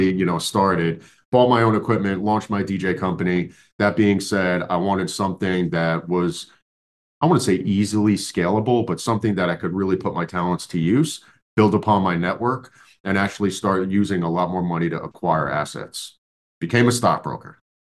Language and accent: English; New York, United States